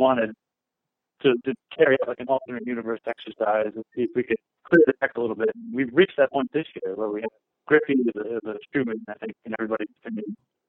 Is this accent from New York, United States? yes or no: yes; New York City, New York, United States; growing up in New York City